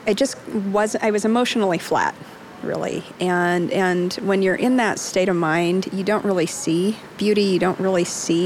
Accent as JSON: {"language": "English", "town": "Salt Lake City", "region": "Utah", "country": "United States", "said": "I'm from Salt Lake City"}